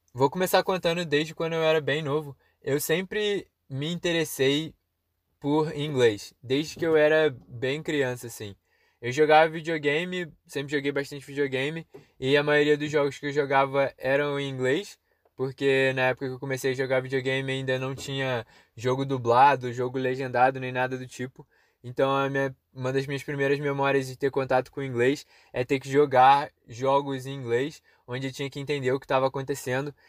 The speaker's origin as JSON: {"language": "Portuguese", "town": "Petrópolis", "region": "Rio de Janeiro", "country": "Brazil", "said": "o CCAA ficava num lugar meio perigoso em Petrópolis"}